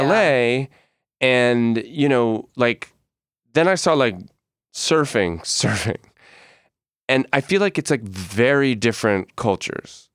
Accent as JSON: {"language": "English", "region": "Northeast", "country": "United States", "also_born_or_lived": "New York", "moved": "yes", "said": "I'm from the Northeast"}